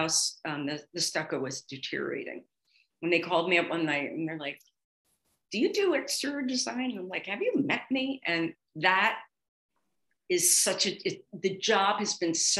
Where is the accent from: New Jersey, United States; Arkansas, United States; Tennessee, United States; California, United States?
New Jersey, United States; Atlantic City; moved away; also born or lived in Miami / Philadelphia; I grew up in Atlantic City, Margate, and we were beach girls